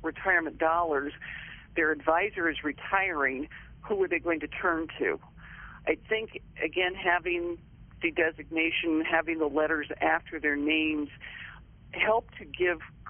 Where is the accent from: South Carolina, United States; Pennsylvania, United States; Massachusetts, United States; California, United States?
Pennsylvania, United States; Wayne; moved away as an adult; also born or lived in Middletown, Ohio; now in Ohio, United States; I grew up outside of Philadelphia in Wayne, Pennsylvania. Went through all of the schools there from kindergarten to the 12th grade